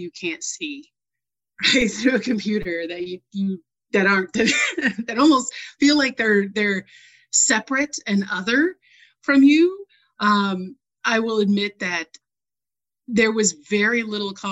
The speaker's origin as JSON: {"language": "English", "region": "New England", "country": "United States", "tie": "born or raised there", "said": "I grew up in New England, where I was a graduating class of 35"}